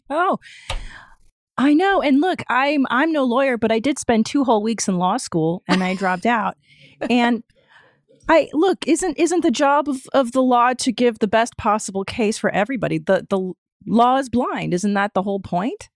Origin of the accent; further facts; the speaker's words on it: Los Angeles, California, United States; also born or lived in Canada; I grew up in Los Angeles